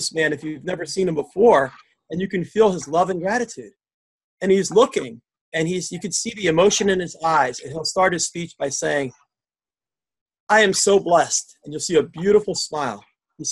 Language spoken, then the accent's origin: English; Westchester County, New York, United States; I'm from Westchester County, New York, which is just north of New York City